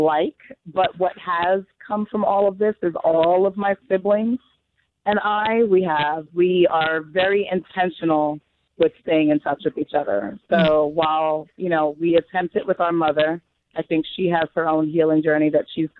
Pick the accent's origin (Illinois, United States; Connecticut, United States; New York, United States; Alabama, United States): New York, United States; Long Island; We were both born in the States. We were raised in Long Island